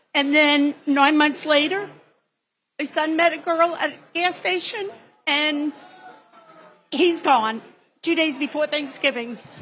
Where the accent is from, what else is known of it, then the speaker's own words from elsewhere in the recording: New York City, New York, United States; I'm from New York City, Queens, New York